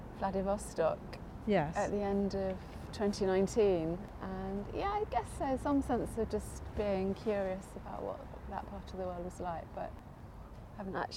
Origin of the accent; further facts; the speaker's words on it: London, United Kingdom; also born or lived in Highgate, London / Kennington, London; I'm a Londoner, born and bred.